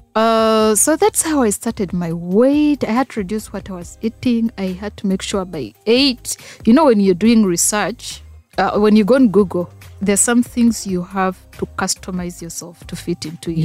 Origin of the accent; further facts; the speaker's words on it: Masindi, Western Region, Uganda; also born or lived in Fort Portal; I'm a Ugandan. Mm-hmm. I'm a Mtora by tribe